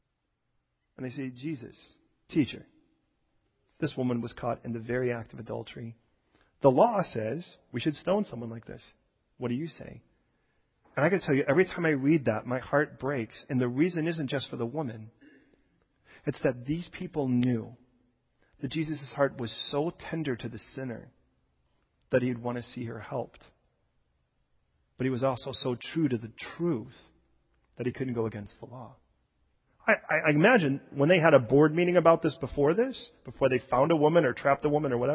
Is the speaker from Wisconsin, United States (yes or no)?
no; Chicago, Illinois, United States; I was born, I don't know if you know, I was born in Chicago.